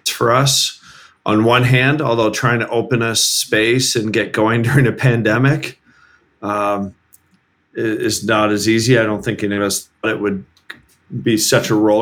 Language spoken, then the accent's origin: English; Canada; our Canadian selves